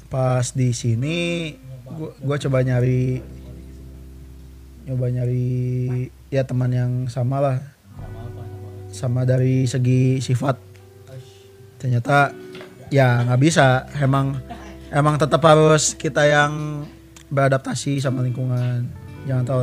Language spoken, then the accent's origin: Indonesian; Banten, Indonesia; gue dari provinsi sebelah Jawa Barat ya gue dari Banten ya gue gue kesini cuman ya